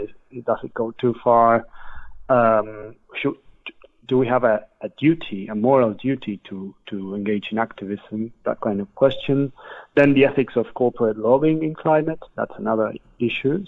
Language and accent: English; Argentina; moved away as an adult; now in London, United Kingdom; I'm from Argentina originally